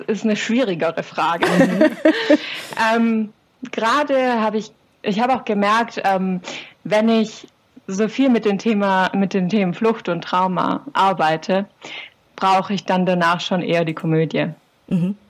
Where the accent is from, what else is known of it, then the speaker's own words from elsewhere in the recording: Swabian Jura, Baden-Württemberg, Germany; now in Tübingen, Germany; bin aufgewachsen auf der Schwäbischen Alb